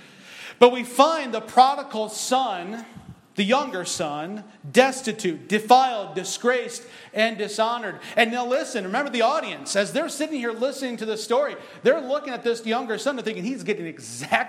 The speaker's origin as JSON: {"language": "English", "region": "Michigan", "country": "United States", "said": "I'm from Michigan."}